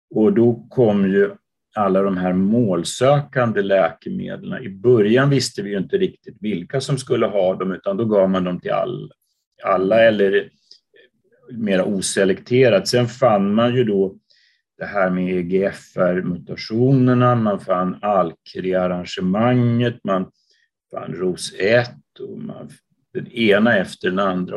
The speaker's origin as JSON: {"language": "Swedish", "town": "Uppsala", "region": "Uppsala County", "country": "Sweden", "tie": "born or raised there", "also_born_or_lived": "London, United Kingdom / Copenhagen, Denmark", "moved": "as an adult", "lives_now": "Gothenburg, Sweden", "said": "Jag är född och uppvuxen i Uppsala"}